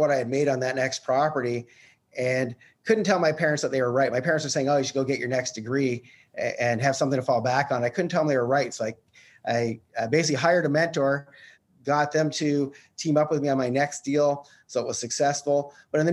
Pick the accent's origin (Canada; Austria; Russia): Canada; I'm actually from Canada